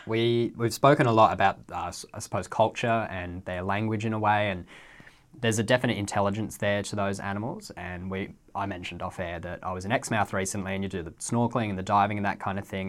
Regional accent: Western Australia, Australia; as someone who's lived in W A my whole life

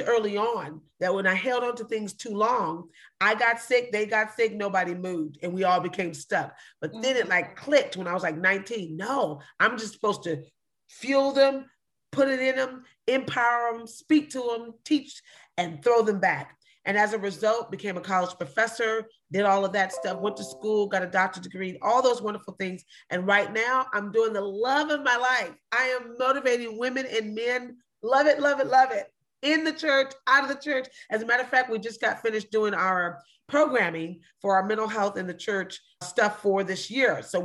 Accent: Long Beach, California, United States; I'm from Long Beach, California

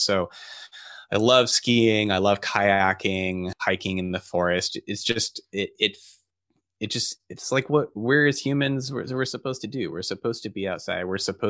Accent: Phoenix, Arizona, United States; So I grew up in Phoenix in Arizona, and the outdoors are uncomfortable there to say the least.

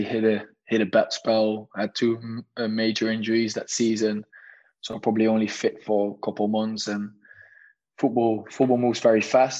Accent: Nijmegen, Gelderland, Netherlands; moved away as an adult; also born or lived in England; I was a number three at NEC Nijmegen, my hometown professional team

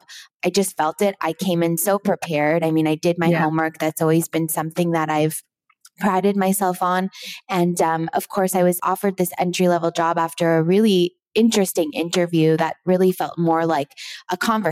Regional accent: Toronto, Ontario, Canada; I grew up in Toronto

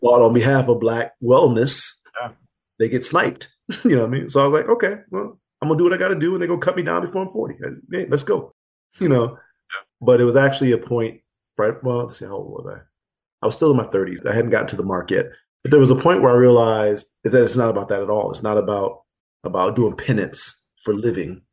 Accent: Pontiac, Michigan, United States; moved away; in pontiac the di- my hometown

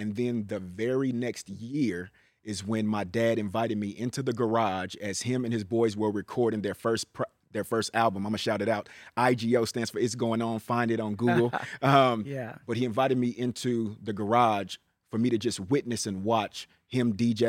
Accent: Richmond, California, United States; So although I'm from Richmond, I am the Bay.

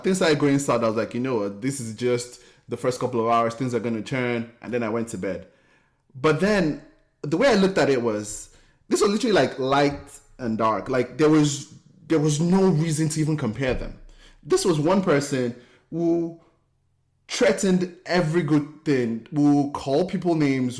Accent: Nigeria; moved away as an adult; now in United States; Growing up in Nigeria, I felt like it, I felt like I didn't fit

